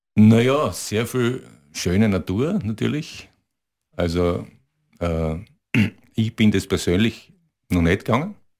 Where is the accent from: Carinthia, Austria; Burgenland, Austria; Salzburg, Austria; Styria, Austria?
Styria, Austria; area of Graz and south of it; Wir, wir kommen aus der Gegend von ja, Graz und äh, südlich davon.